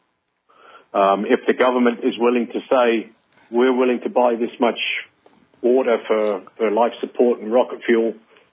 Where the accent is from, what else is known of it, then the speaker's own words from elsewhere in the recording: Northern Indiana, United States; accent: Northern Indiana; my Northern Indiana accent.